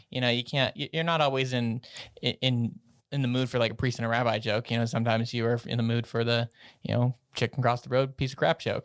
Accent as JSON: {"language": "English", "region": "Colorado", "country": "United States", "said": "I'm from Colorado"}